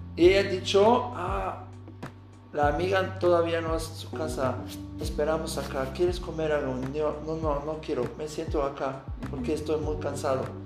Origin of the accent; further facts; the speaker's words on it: Aachen, North Rhine-Westphalia, Germany; Spanish is a second language; also born or lived in Bilbao, Spain / Puebla, Mexico; Yo estoy de Alemania, de Aachen, que es una ciudad cerca de Colonia, de la frontera de Holanda y Bélgica.